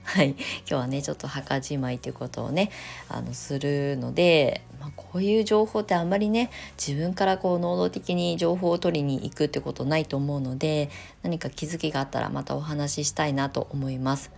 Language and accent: Japanese; Kasama, Ibaraki, Japan; 私の実家、茨城県笠間市の、さらに山奥のこの土地でね、私は生まれ育ってきたんですけど